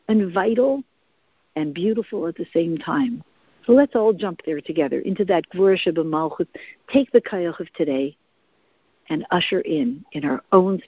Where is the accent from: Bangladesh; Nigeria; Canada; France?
Canada; I'm Canadian, my husband always has fun with it